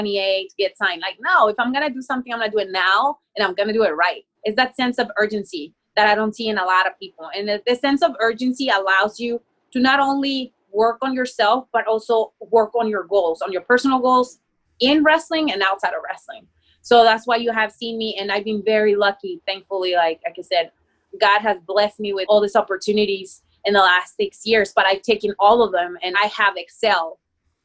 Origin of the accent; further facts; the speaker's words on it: Mexico; English is a second language; now in United States; I'm from Mexico and I have an accent